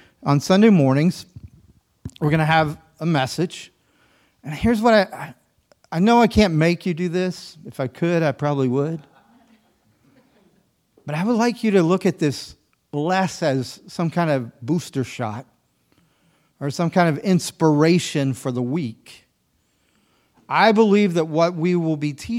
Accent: the South, United States; I'm a Southerner

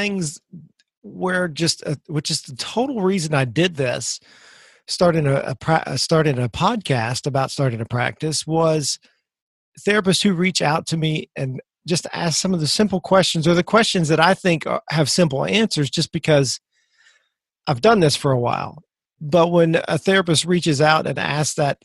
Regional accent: Missouri, United States; moved away; I'm from Missouri originally

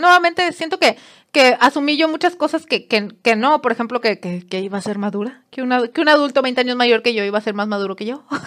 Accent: Monterrey, Nuevo León, Mexico; yo soy de Monterrey

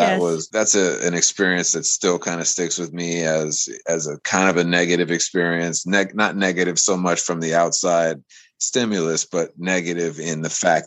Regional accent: United States; I come from America

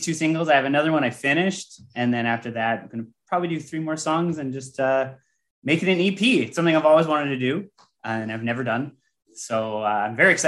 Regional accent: Canada; I'm Canadian

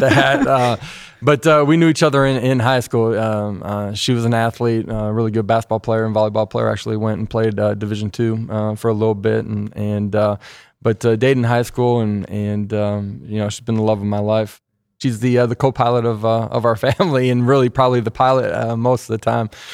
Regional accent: South Dakota, United States; moved away as an adult; now in Tennessee, United States; growing up in South Dakota

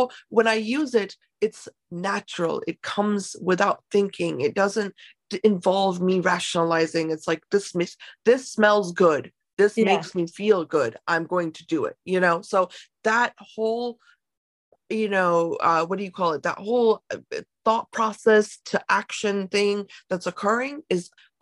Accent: United States; as both Indian American and person, you know, that was grown up here

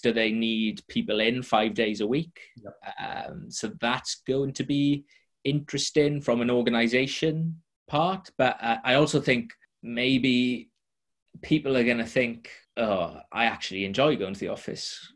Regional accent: Welsh, Wales, United Kingdom; I'm Welsh

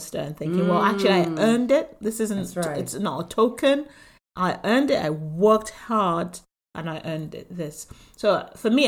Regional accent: Nigeria; now in United Kingdom; I'm, you know, from Nigeria, came into the UK

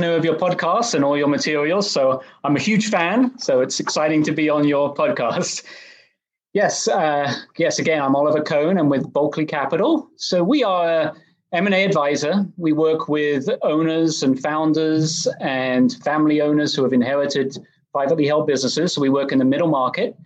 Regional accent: England, United Kingdom; moved away as an adult; also born or lived in Oxford, England; now in Dallas, United States; I grew up in England. I went to undergrad over there at Oxford. And after that, I moved over to Dallas

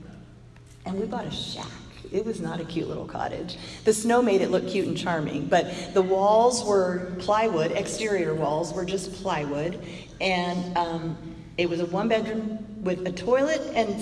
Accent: Bay Area, California, United States; moved away as an adult; now in Texas, United States; I'm a California girl. I was born in Southern Cal. And I was raised in the Bay Area

